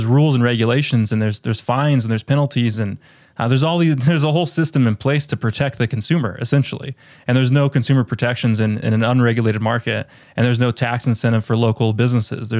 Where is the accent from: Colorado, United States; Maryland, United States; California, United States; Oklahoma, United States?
Colorado, United States; My hometown's in Colorado. It's a really rural community